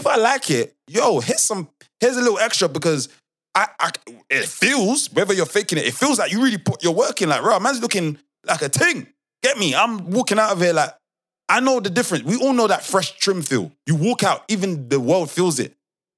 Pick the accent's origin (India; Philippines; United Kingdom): United Kingdom; but I'm British.